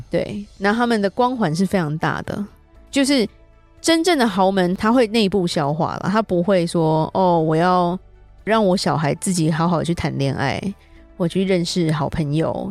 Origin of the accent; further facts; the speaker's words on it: Taiwan; 我们台湾这边